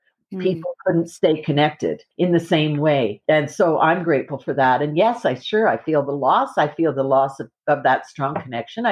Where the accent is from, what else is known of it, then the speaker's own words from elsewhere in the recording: Calgary, Alberta, Canada; moved away as an adult; also born or lived in England; now in Nova Scotia, Canada; I grew up in Calgary.